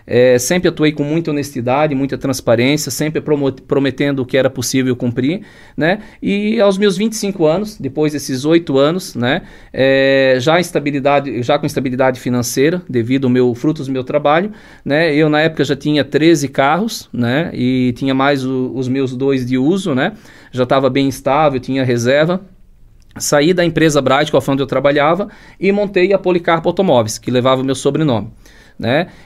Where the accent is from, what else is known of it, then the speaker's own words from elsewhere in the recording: Blumenau, Santa Catarina, Brazil; meus pais eram do interior, eu nasci em Blumenau, Blumenau, mas um ano a gente morou no interior, então trabalhei um ano lá com eles estudando, né? Depois retornamos para Blumenau